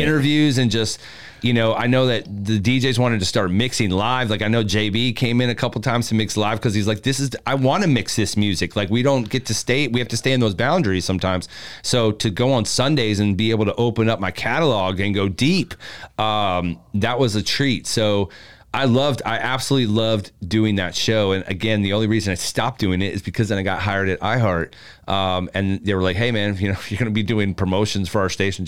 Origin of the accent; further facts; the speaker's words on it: Columbia, Maryland, United States; now in Tampa, United States; I'm from Columbia, Maryland, which is literally right in between Baltimore and DC.